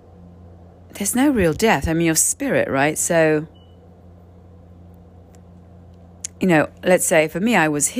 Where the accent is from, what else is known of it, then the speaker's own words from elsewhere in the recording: Canary Islands, Spain; I'm from the Canary Islands